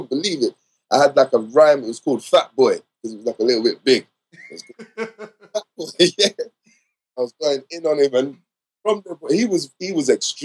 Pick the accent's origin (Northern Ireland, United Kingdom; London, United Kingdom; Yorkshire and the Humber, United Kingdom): London, United Kingdom; I'm from West London, from the other side.